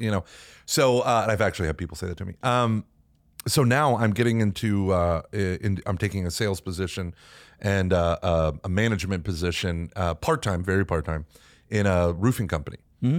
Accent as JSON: {"language": "English", "region": "Texas", "country": "United States", "said": "I'm from Texas."}